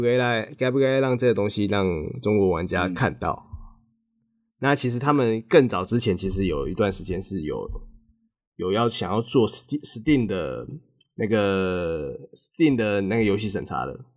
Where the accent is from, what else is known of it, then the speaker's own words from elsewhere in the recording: Taiwan; 就知道我是台湾的